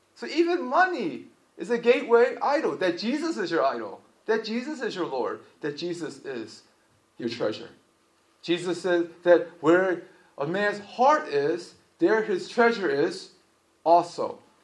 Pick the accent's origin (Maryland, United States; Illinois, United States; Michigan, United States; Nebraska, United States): Maryland, United States; Baltimore; I'm from Baltimore City, and Baltimore City is like heroin central